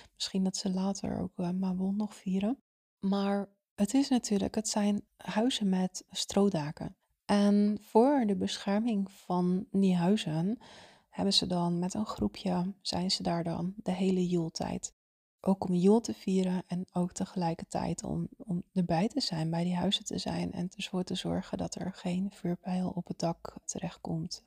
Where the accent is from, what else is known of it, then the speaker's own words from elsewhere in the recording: Zaanstreek, North Holland, Netherlands; Ik kom zelf uit de Zaanstreek